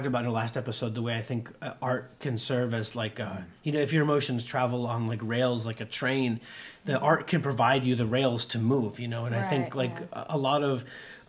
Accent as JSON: {"language": "English", "area": "near Pittsburgh", "region": "Pennsylvania", "country": "United States", "tie": "born or raised there", "said": "I grew up near Pittsburgh"}